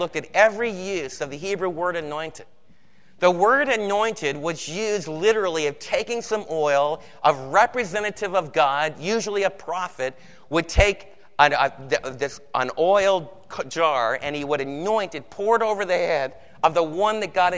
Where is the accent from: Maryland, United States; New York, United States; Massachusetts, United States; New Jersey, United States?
New Jersey, United States; I'm from New Jersey